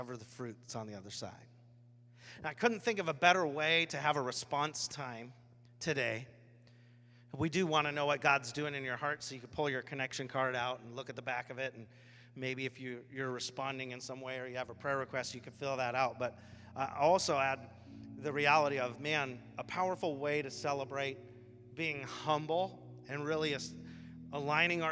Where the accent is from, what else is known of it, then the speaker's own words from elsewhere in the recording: Washington, United States; I'm grown up here my whole life